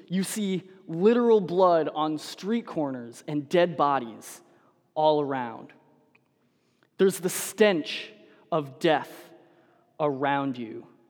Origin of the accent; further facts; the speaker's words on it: Denver, Colorado, United States; I'm a Broncos fan, and so I grew up in Denver.